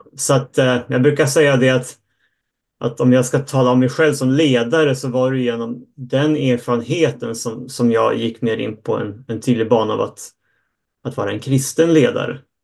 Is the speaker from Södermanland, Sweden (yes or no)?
no; Uppsala, Uppsala County, Sweden; jag är uppvuxen i Uppsala och jag sitter hemma